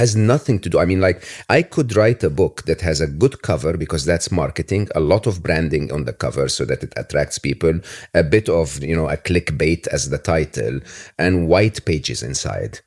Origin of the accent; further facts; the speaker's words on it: Egypt; growing up in Egypt